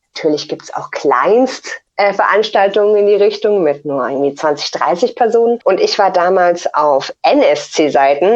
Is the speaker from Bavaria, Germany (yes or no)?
yes; near Munich, Bavaria, Germany; ich komme aus der Nähe von München.